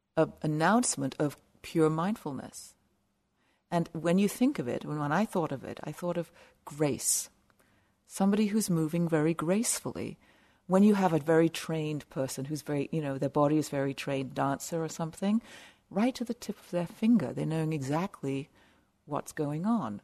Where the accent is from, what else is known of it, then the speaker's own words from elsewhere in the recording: South of England, United Kingdom; also born or lived in west coast of Canada; now in Canada; I grew up in a little village in the south of England